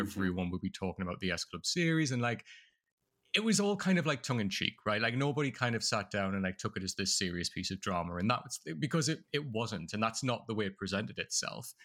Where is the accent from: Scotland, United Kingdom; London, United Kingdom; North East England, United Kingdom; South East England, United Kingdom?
North East England, United Kingdom; accent: Durham type accent; moved away as an adult; now in United States; I'm from the northeast of England